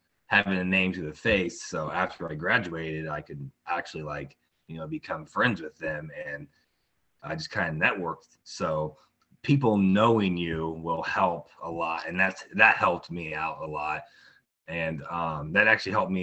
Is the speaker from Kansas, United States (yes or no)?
yes; Tonganoxie, Kansas, United States; I grew up in Tonganoxie, Kansas, and been here my whole life